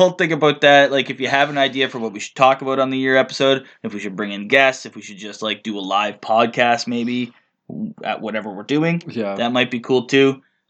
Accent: Canada; we're Canadian

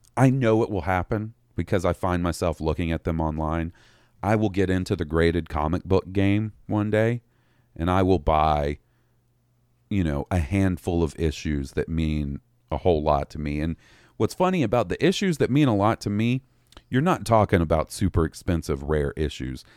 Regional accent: Mississippi, United States; I was raised in the Mississippi education system.

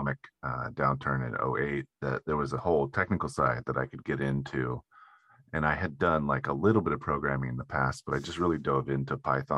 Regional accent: Humboldt County, near Eureka, California, United States; moved away as an adult; now in San Francisco, United States; in my town up in Eureka, or near where I grew up in Humboldt County

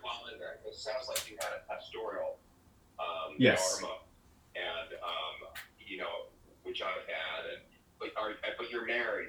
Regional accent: Jersey Shore, New Jersey, United States; I grew up on the Jersey Shore.

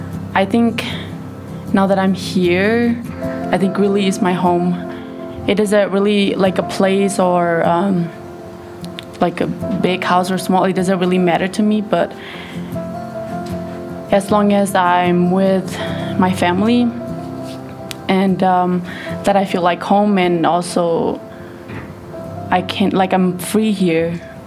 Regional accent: Thailand; now in United States; I was born in Thailand.

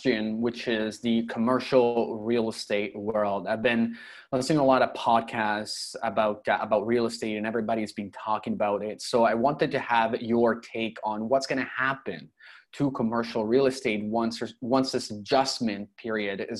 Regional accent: Toronto, Ontario, Canada; now in Europe; I'm in Europe, but I'm from Toronto.

